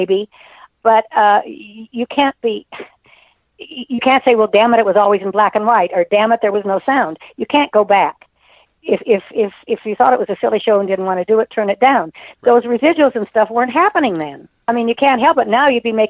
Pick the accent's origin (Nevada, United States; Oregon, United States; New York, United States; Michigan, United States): Nevada, United States; I grew up in Nevada